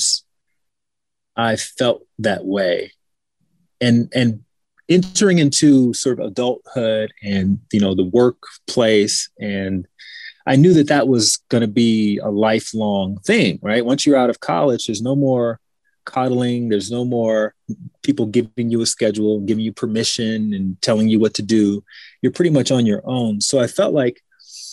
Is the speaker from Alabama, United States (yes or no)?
yes; Alabama, United States; moved away as an adult; also born or lived in Washington, D.C. / Chicago; I'm from Alabama. I grew up in Alabama.